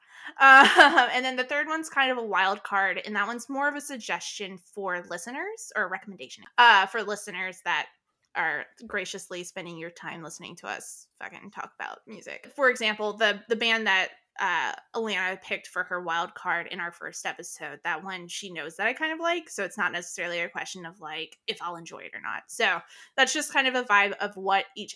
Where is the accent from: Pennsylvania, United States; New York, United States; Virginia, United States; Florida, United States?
Florida, United States; North; I grew up in North Florida